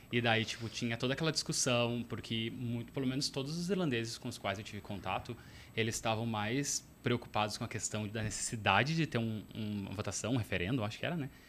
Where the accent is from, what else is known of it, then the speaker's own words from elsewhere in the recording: Porto Alegre area, Rio Grande do Sul, Brazil; moved away as an adult; also born or lived in Ireland / France; now in Australia; Eu sou de Porto Alegre, mas eu cresci numa cidade vizinha